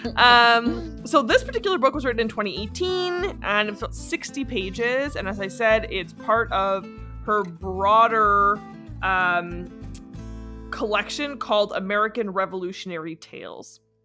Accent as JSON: {"language": "English", "country": "Canada", "said": "in Canada we say lieutenant."}